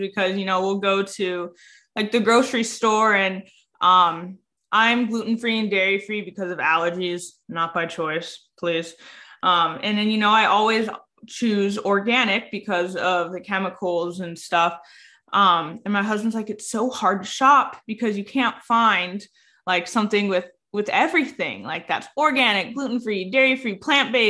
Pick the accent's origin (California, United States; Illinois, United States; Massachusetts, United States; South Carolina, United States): California, United States; I'm from California